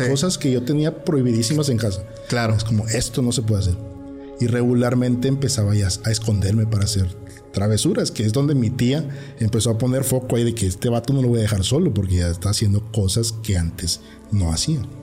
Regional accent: Tierra Blanca, Veracruz, Mexico; now in Tuxtepec, Mexico; nosotros crecimos en Tierra Blanca

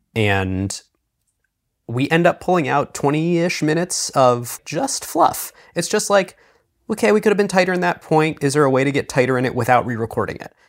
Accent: Cleveland, Ohio, United States; I'm from Cleveland

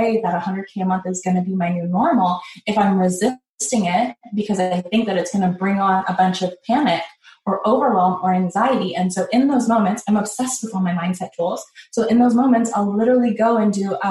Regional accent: Canada; I grew up in Canada here in this city.

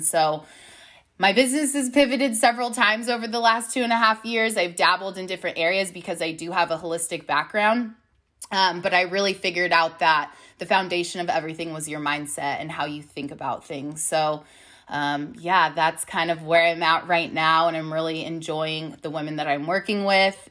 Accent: Long Beach, California, United States; moved away as an adult; now in Austin, United States; I am from Long Beach, California. But my husband, Dog, and I moved to Austin, Texas about six months ago

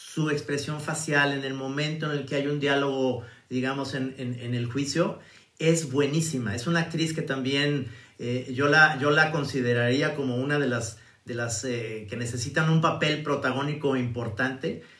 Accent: Mexico; los mexicanos somos más

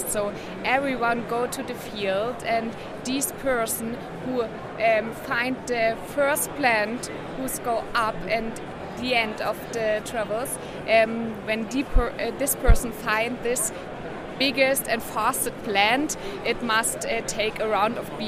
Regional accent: Germany; English is a second language; I'm from the Elbe-Saale, that's the east region of German

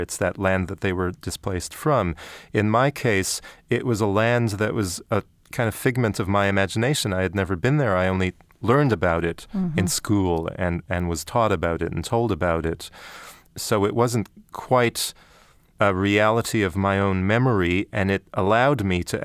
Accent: Canada; growing up in Canada

